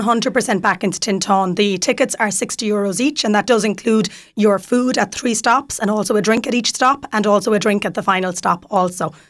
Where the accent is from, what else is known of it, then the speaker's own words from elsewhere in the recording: Kerry, Munster, Ireland; moved away as an adult; now in Waterford, Ireland; I'm from Kerry originally. I'm in Waterford six years.